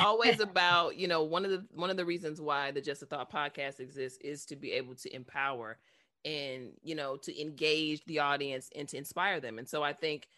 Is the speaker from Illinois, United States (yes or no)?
yes; Chicago, Illinois, United States; I'm from Chicago